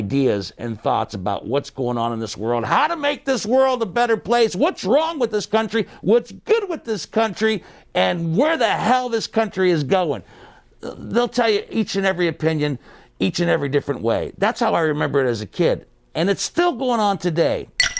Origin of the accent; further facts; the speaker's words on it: Steubenville, Ohio, United States; When I was a kid growing up in Steubenville